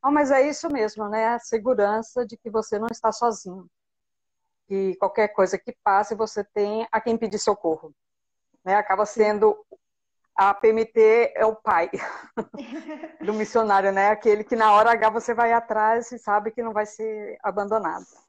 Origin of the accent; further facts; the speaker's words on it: Mineiros, Goiás, Brazil; moved away as an adult; now in Spain; eu sou da cidade de Mineiros, em Goiás. É, eu nasci, graças a Deus, em um lar evangélico, cresci praticamente dentro da igreja